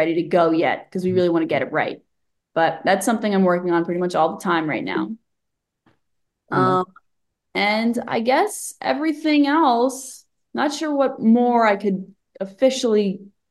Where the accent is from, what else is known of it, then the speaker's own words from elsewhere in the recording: New York City, New York, United States; I'm from Bay Ridge